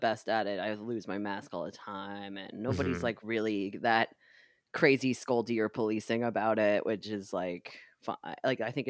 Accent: New York, United States; So, as a New Yorker, I can't do it.

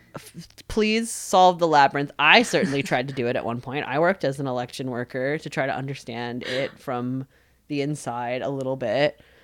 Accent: New York, United States; I was raised culturally Jewish growing up in New York

